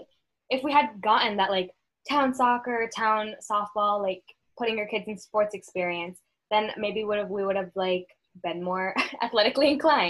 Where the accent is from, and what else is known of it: United States